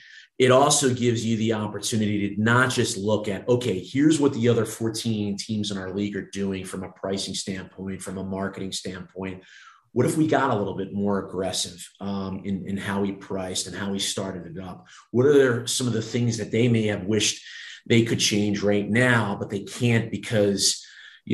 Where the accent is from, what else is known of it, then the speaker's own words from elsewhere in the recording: Baltimore, Maryland, United States; moved away as an adult; also born or lived in Norfolk, Virginia / New York / Long Island; now in Las Vegas, United States; the way that we were raised in being in the Baltimore area